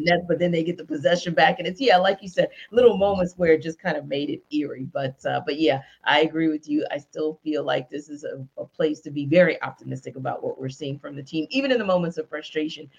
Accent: Louisiana, United States; also born or lived in Northeast United States; now in Atlanta, United States; I'm from Louisiana

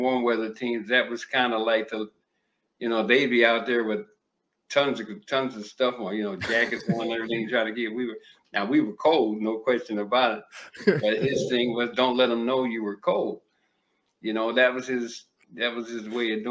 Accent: Maryland, United States; moved away; also born or lived in Miami / Minnesota; I grew up in Maryland, so we had some snow

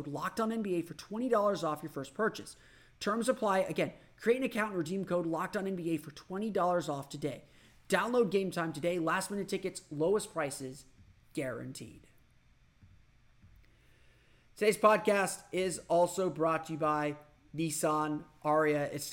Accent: Orlando, Florida, United States; my hometown

